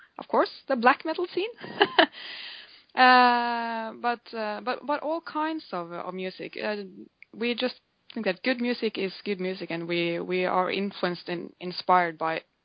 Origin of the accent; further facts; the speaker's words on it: Norway; we are from Norway. We live in the right in the middle of Norway